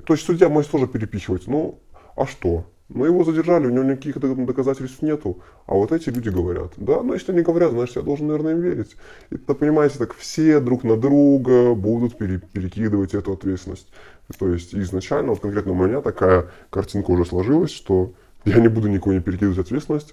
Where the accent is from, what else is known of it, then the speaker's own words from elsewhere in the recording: Belarus; Мы же белорусы